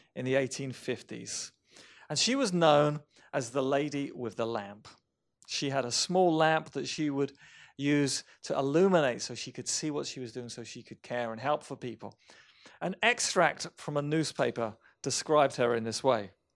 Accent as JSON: {"language": "English", "town": "Romsey", "region": "South East England", "country": "United Kingdom", "tie": "born or raised there", "said": "My hometown of Romsey, England"}